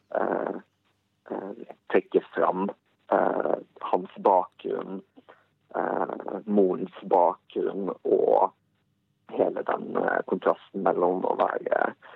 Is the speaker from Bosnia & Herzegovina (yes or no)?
yes; Bosnia & Herzegovina; now in Norway; hjemlandet mitt og den kulturen som jeg kjenner derfra